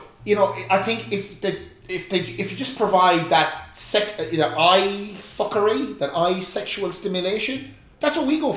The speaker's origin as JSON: {"language": "English", "country": "Ireland"}